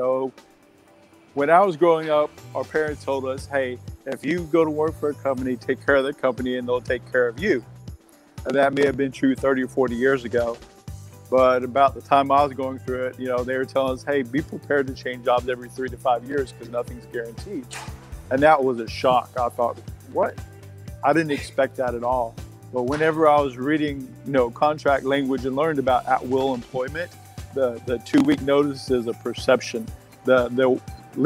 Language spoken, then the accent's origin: English; Texas, United States; I grew up in Texas